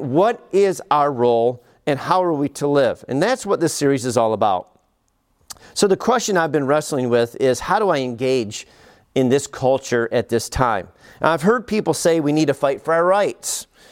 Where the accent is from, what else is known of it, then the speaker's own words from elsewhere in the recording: United States; as an American